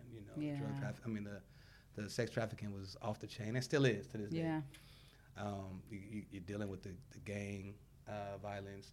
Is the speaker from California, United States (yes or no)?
yes; Compton, California, United States; Born and raised in Compton